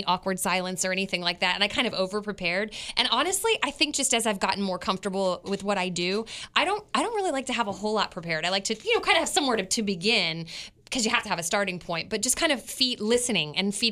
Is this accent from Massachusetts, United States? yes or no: no; Westminster, Maryland, United States; I was born in Westminster